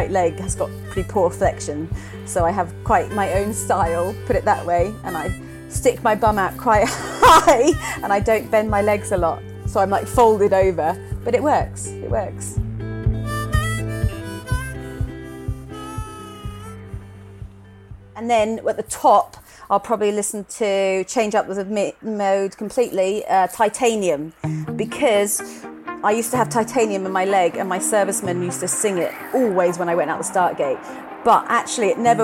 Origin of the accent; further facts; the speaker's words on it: Twickenham, London, United Kingdom; also born or lived in New Zealand; I was born in Twickenham